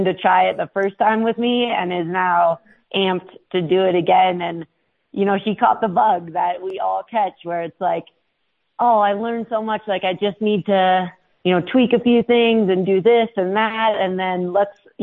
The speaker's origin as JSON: {"language": "English", "region": "Minnesota", "country": "United States", "tie": "born or raised there", "moved": "yes", "lives_now": "Leadville, United States", "said": "I grew up in Minnesota"}